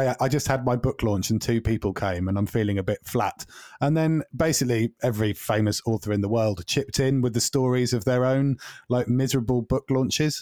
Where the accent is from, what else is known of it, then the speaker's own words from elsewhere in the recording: Norwich, East of England, United Kingdom; Norwich, you know, my hometown